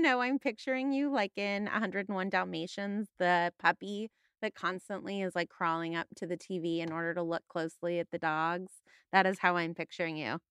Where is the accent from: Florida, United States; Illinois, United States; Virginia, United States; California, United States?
California, United States; Los Angeles; I'm from the San Fernando Valley